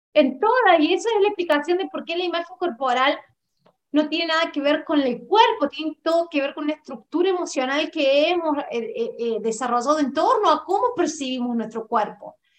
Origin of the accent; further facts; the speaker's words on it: Córdoba, Argentina; Yo soy de Córdoba, Argentina, de la ciudad, no solamente de la provincia